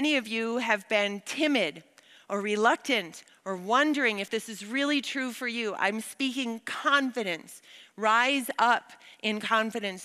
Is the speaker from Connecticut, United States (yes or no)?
no; Wisconsin, United States; I grew up in Wisconsin